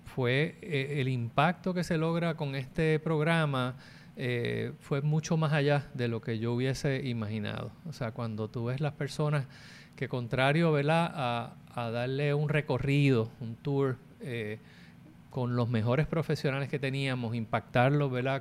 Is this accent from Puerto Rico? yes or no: yes; Puerto Rico